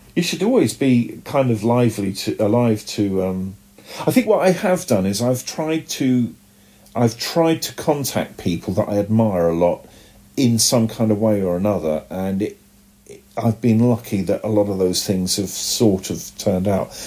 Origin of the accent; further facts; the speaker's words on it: United Kingdom; accent: British; my British accent